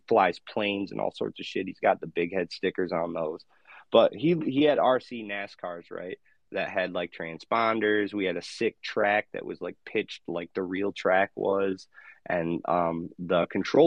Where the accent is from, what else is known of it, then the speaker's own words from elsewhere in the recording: Michigan, United States; I went to high school in my hometown for a while, for like 3 years. And then I went to Western College in my home state of Michigan.